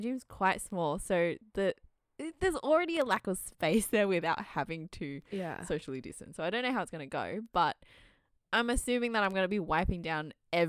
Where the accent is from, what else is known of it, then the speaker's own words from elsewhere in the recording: Australia; we're two Aussie Asian gals